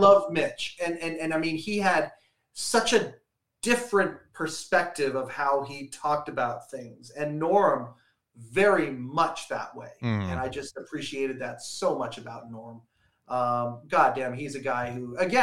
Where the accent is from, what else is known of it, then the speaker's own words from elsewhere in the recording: Western Canada, Canada; I'm in from Western Canada